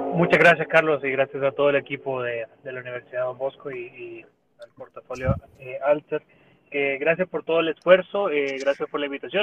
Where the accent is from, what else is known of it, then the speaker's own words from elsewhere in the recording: El Salvador; nosotros como salvadoreños